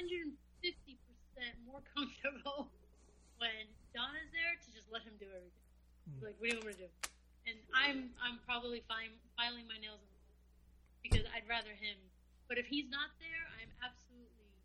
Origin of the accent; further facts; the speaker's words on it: New York City, New York, United States; moved away as an adult; also born or lived in McLean, Virginia; I was born and raised in Brooklyn